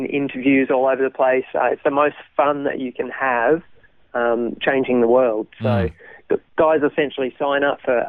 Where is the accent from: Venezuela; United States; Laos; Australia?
Australia; Melbourne, Victoria; also born or lived in Thailand; I grew up in Melbourne. So Melbourne born and bred, grew up as a pastor's kid